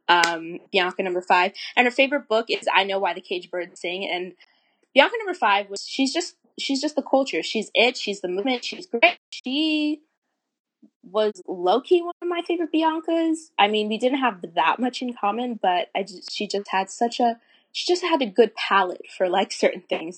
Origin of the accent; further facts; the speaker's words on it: Florida, United States; I'm kind of from the South. I'm from Florida.